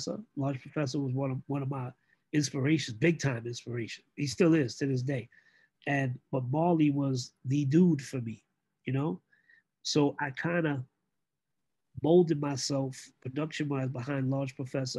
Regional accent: New York City, New York, United States; I grew up in East New York, Brooklyn, where it's survival of the fittest

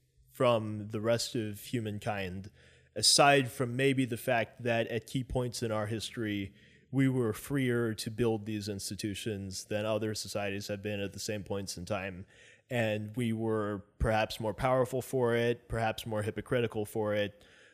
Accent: Philippines; I'm Filipino. My mom is from the Philippines.

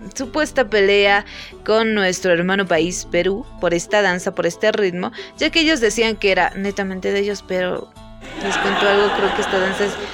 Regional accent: Bolivia; Tarija es un departamento de mi país donde abunda el vino delicioso

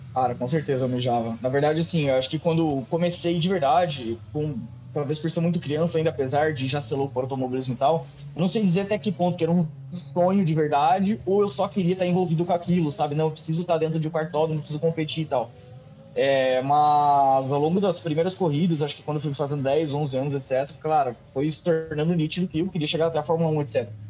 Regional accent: Cascavel, Paraná, Brazil; moved away as an adult; also born or lived in Foz do Iguaçu / United States; now in Ferrara, Italy; Eu nasci em Cascavel, cresci, meu, praticamente dentro daquele autódromo

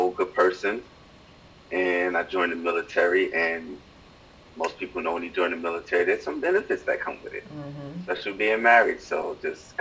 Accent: New York City, New York, United States; born and raised in the Bronx

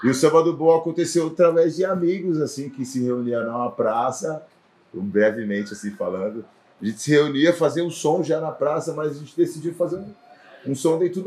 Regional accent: São Paulo, Brazil; Sou do Elisa Maria, Brasilândia, Brasilândia.

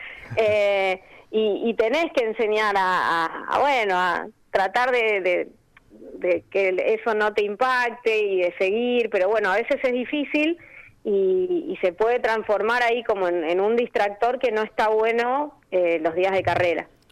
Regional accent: Neuquén, Argentina; also born or lived in Cipolletti, Río Negro / Buenos Aires / Spain; yo soy de Neuquén

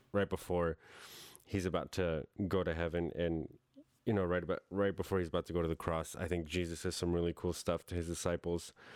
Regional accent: New York, United States; moved away; that's how I grew up in New York

